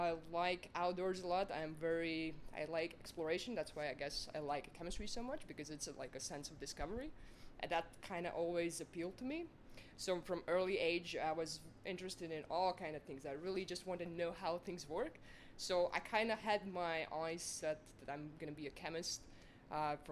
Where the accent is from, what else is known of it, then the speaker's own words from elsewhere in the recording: Latvia; moved away as an adult; now in Otago, New Zealand; I'm originally from Latvia